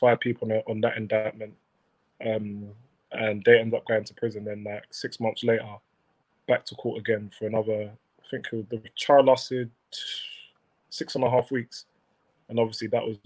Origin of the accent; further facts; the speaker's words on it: London, United Kingdom; I'm South London boy, bred in and out as well